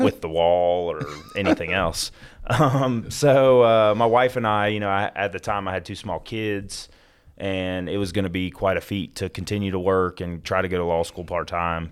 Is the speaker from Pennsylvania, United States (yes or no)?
no; Gwinnett County, Georgia, United States; also born or lived in Florida; I was born in Florida, moved up here while I was in, uh, elementary school to Georgia. Um, grew up in and around the Gwinnett County area